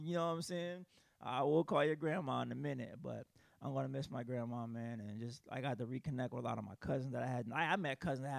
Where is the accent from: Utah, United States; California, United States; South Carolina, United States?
South Carolina, United States; I'm from South Carolina. Usually I go back to South Carolina